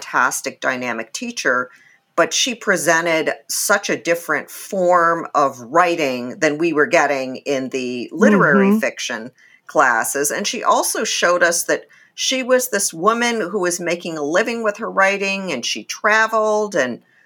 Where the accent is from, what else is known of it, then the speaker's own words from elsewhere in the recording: St. Paul, Minnesota, United States; also born or lived in England / Japan; I was growing up in St. Paul, Minnesota, in the suburbs, and it was a really, really difficult place to be an immigrant kid at that time